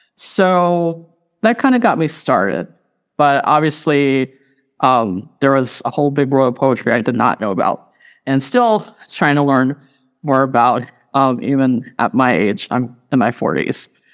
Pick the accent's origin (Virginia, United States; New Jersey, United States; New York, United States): Virginia, United States; Radford; moved away as an adult; also born or lived in Indiana; Originally from Radford, Virginia, born and raised, and I lived in Appalachia for the first thirty years of my life